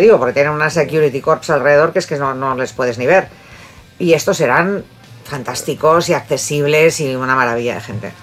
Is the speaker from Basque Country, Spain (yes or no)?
yes; Bilbao, Basque Country, Spain; moved away; soy de Bilbao